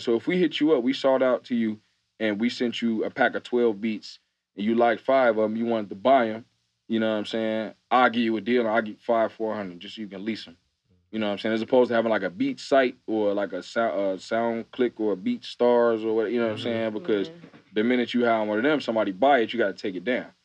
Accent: Chicago, Illinois, United States; also born or lived in Atlanta; I'm from Chicago, like, the city.

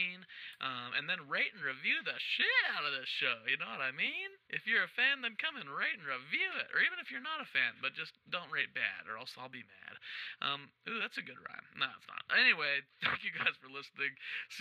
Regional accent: Wichita, Kansas, United States; moved away; I'm currently in Wichita, Kansas, my hometown

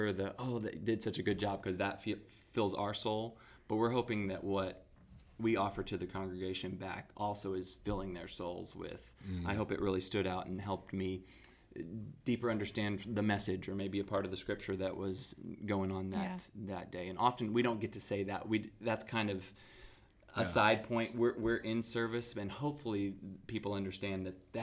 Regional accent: Texas, United States; we're from Texas.

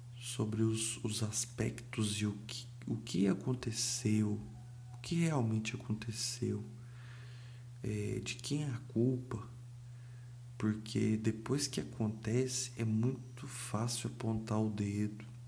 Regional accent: Brazil; Eu não sou carioca, mas sou brasileiro.

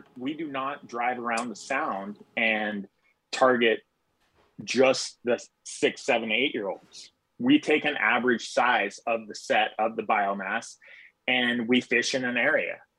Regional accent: Miami, Florida, United States; moved away as an adult; now in Sitka, United States; I'm from Miami, Florida. I moved here four months ago

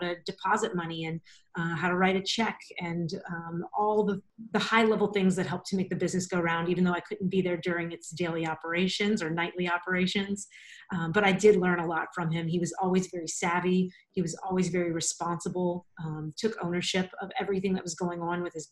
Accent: a small town outside New Orleans, Louisiana, United States; moved away as an adult; now in Orlando, United States; I'm from New Orleans originally, a really small swampy town right outside of New Orleans

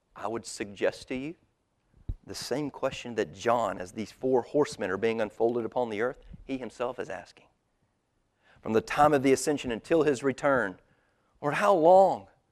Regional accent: United States; we are American Christians

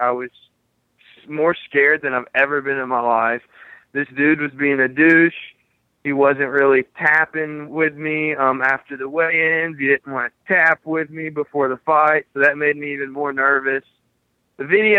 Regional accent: Brunswick, Georgia, United States; also born or lived in St. Simons Island, Georgia; Brunswick, Georgia, my hometown

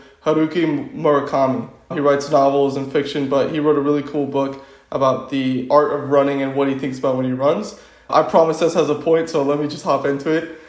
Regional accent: Tampa, Florida, United States; I'm originally from Tampa, Florida, and currently living in sunny Tampa, Florida

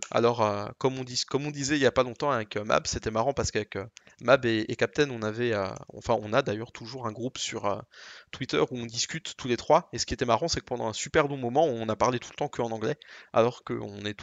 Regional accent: France; accent: French; Je me suis dit finalement le plus simple, c'est de prendre toujours un gros accent français, comme ça je n'ai absolument, euh, je me sens absolument pas gêné.

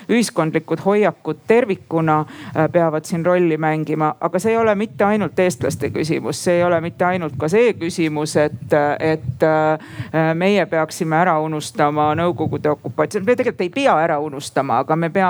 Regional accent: Estonia; no mina olen ka eestlane

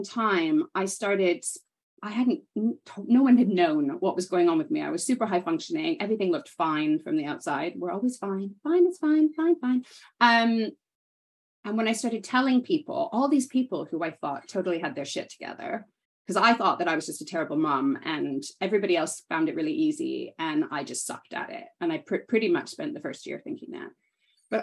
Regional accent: Canada; moved away as an adult; also born or lived in United Kingdom; now in London, United Kingdom; I grew up in Canada, but kind of always spent time in both

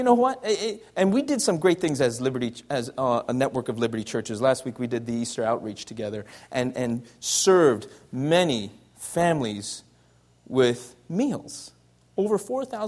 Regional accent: Canada; moved away; also born or lived in United States; I'm Canadian and American

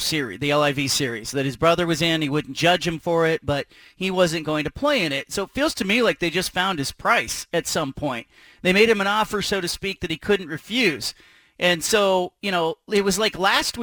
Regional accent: Pacific Northwest, United States; we're from the Pacific Northwest

